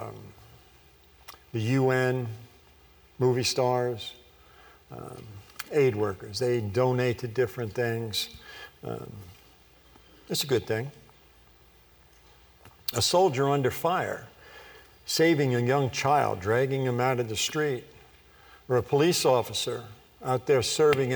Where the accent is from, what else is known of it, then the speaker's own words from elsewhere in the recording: Long Island, New York, United States; I was born on Long Island, New York